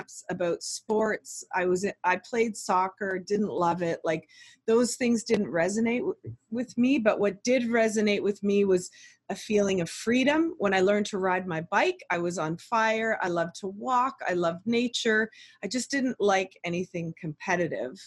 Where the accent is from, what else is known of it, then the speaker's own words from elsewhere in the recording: Oakville, Ontario, Canada; we grew up in Oakville and went to a great school.